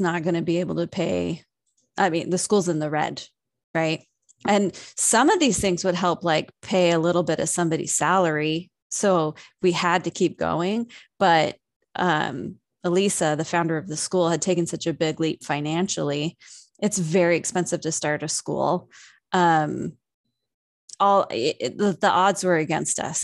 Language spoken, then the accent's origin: English; San Diego, California, United States; moved away as an adult; I was originally born and raised in San Diego, and I moved up here when I was nineteen.